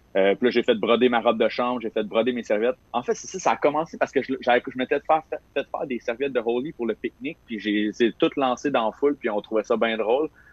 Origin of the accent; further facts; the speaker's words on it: Saint-Ambroise-de-Kildare, Quebec, Canada; j'ai grandi à Saint-Ambroise de Kildare, plus précisément à côté de Joliette